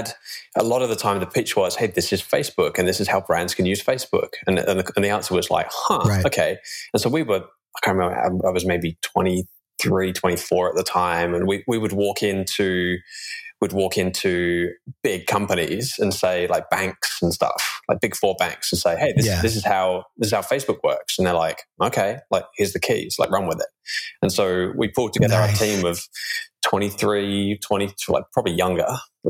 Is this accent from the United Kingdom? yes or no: yes; England, United Kingdom; moved away as an adult; now in Australia; I grew up in the UK and then moved to Australia when I was 21 and lost my accent after about 3 months. It comes back a little bit when I start thinking about jolly old England.